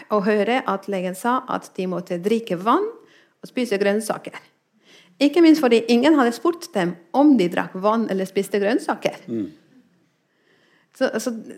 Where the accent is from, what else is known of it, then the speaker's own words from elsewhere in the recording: Spain; Norwegian is a second language; now in Norway; jeg kommer fra Spania